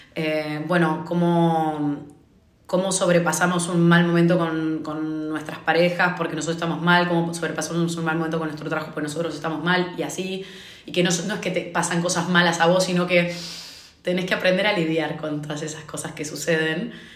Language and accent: Spanish; Argentina; moved away as an adult; now in Dublin, Ireland; soy argentina, vivo en Dublín